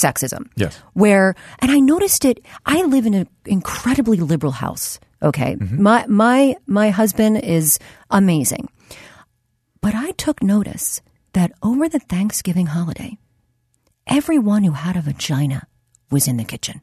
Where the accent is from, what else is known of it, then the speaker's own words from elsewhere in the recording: Delaware County, west edge of Philadelphia, Pennsylvania, United States; I grew up in Delaware County, which is which is uh, on the west edge of Philly